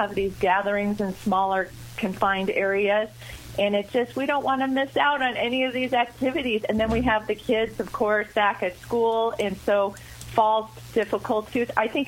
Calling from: Colorado, United States; Well, today I'm in Colorado, so I was up a little earlier.

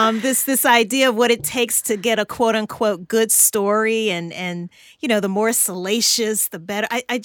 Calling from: Atlanta, Georgia, United States; I am in Atlanta, Georgia, in the U.S.

